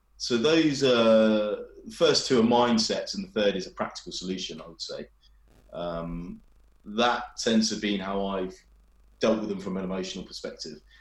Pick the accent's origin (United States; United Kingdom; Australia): United Kingdom; England; I'm a brown person from England